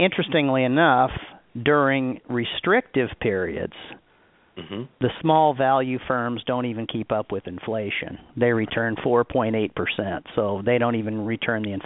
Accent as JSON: {"language": "English", "town": "Omaha", "region": "Nebraska", "country": "United States", "tie": "born or raised there", "said": "I grew up in Omaha, Nebraska"}